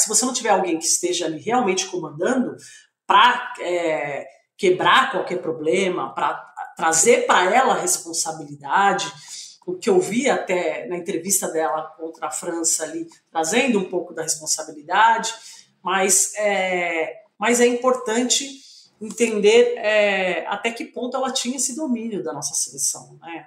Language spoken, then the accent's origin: Portuguese; Brazil; nós somos brasileiros